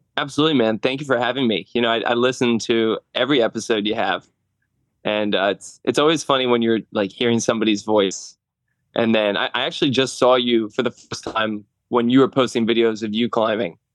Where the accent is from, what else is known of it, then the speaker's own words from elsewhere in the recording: New Jersey, United States; moved away as an adult; now in Langhorne, Pennsylvania, United States; I'm from North Jersey